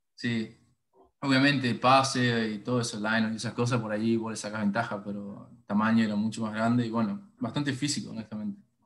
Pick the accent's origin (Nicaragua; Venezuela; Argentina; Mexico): Argentina; Paraná, Entre Ríos; moved away as an adult; also born or lived in Canada / Vancouver, Canada; now in Houston, United States; me crié en el club y fui a la escuela del club también